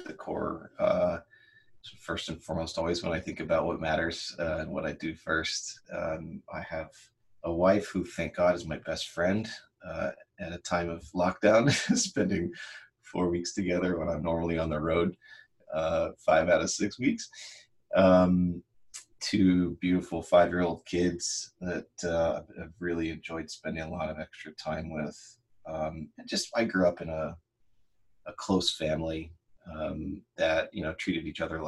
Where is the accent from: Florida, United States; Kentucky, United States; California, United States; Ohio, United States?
Ohio, United States; Gallipolis; also born or lived in Tennessee; I was born in a little town in Ohio in the United States, a little town called Gallipolis, which is way down in the south on the West Virginia border